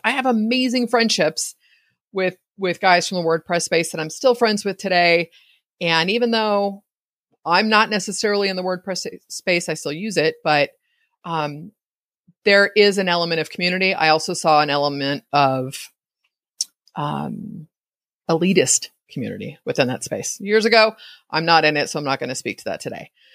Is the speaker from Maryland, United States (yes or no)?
no; East Bay, California, United States; I grew up in the East Bay